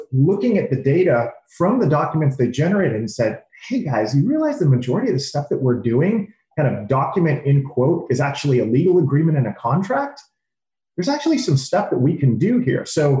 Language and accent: English; California, United States; So growing up in the Bay Area, you know, you're literally surrounded by tons of information, innovation, and tons of technology.